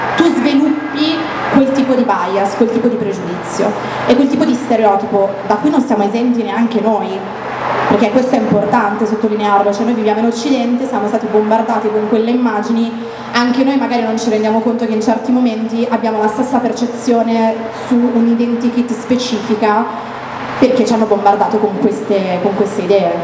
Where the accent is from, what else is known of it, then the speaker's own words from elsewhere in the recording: Italy; noi siamo nati in Italia